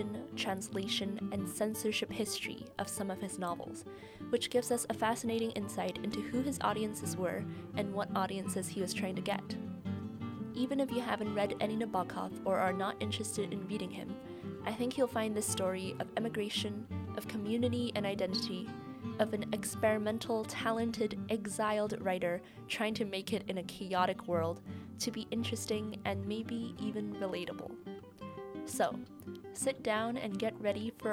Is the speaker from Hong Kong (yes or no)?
yes; Hong Kong; someone born and raised in Hong Kong, but with more English in my head than Chinese.